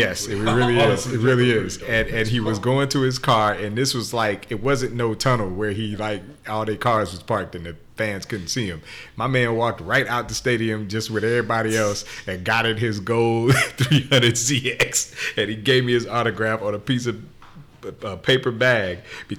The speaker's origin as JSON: {"language": "English", "town": "Oakland", "region": "California", "country": "United States", "said": "I'm from Oakland"}